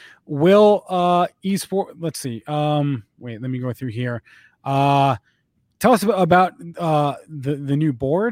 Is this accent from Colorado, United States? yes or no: no; New Jersey, United States; New Jersey, my home state.